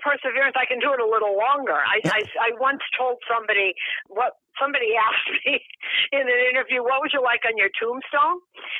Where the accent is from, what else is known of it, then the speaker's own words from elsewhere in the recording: Boston, Massachusetts, United States; moved away as an adult; And I'm a little older than you. So I grew up in Boston.